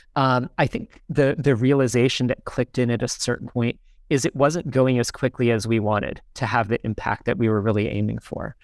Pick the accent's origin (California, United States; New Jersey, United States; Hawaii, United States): New Jersey, United States; Sparta; moved away as an adult; also born or lived in Ghana; now in Lagos, Nigeria; I'm from a small town in New Jersey called Smar-, Sparta, New Jersey